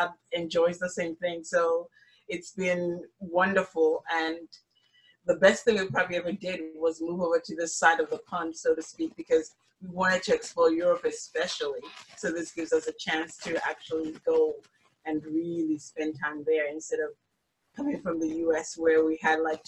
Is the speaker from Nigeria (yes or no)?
yes; Nigeria; moved away; also born or lived in United States / Malta; I'm originally from West Africa in Nigeria